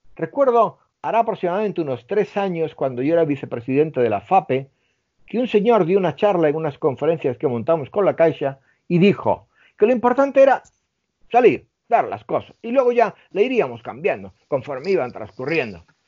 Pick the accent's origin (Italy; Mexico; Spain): Spain; Melilla; moved away; soy del norte de África, me he criado con judíos, eh, con hindúes, eh, con musulmanes